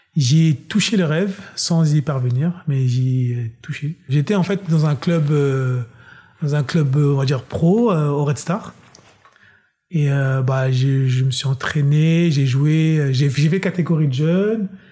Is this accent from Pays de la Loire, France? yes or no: no; Pierrefitte-sur-Seine, Île-de-France, France; also born or lived in Ziguinchor, Senegal / Guinea-Bissau; j'ai grandi en banlieue parisienne, euh, à Pierrefitte exactement, dans 93.